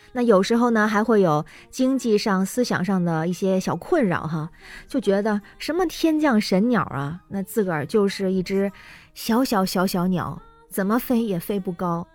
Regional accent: northern China, China; 我是北方人

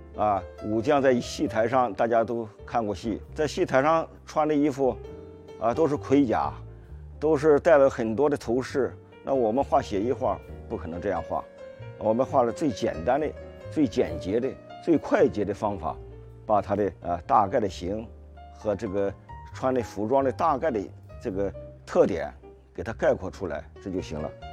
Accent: China; 我们中国人

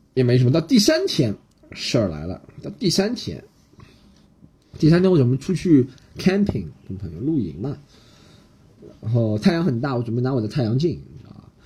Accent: Shanghai, China; 我先用上海话说，让她知道我是个上海人

